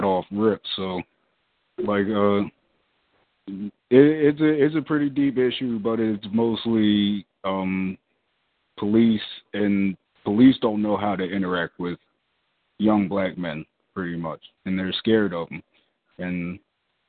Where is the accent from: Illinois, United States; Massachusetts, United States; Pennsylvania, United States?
Pennsylvania, United States; Philadelphia; I'm from the Philadelphia area